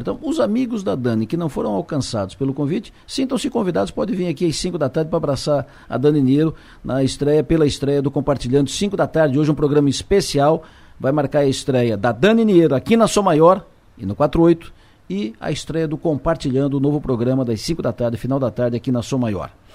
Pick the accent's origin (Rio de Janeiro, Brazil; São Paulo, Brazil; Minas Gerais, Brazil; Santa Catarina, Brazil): Santa Catarina, Brazil; todos somos catarinenses